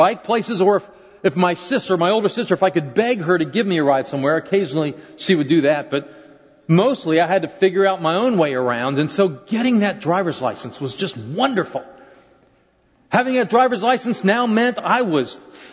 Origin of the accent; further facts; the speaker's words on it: Maryland, United States; I was growing up in Maryland at the time